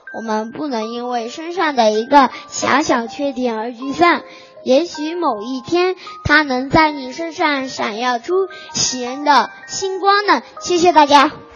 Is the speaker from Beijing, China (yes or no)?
no; Pu'er, Yunnan, China; 我来自云南普洱